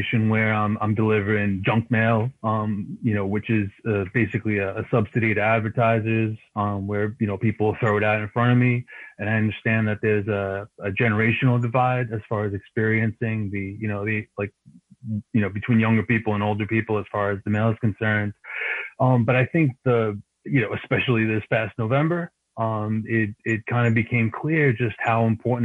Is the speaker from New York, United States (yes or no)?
yes; New York City, New York, United States; I grew up in Queens